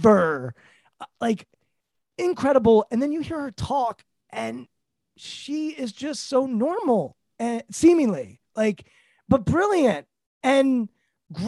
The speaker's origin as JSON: {"language": "English", "town": "Bethesda", "region": "Maryland", "country": "United States", "said": "I'm from Bethesda, Maryland"}